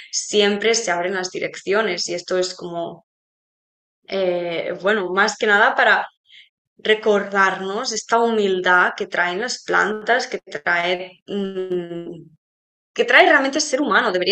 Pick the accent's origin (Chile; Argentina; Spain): Spain; a ver, nosotros somos españolas